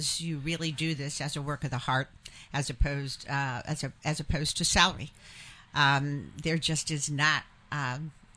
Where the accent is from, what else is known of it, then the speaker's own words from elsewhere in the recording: Washington, District of Columbia, United States; moved away as an adult; now in New Hampshire, United States; I'm from Washington, D.C. So born and raised in Washington, D.C.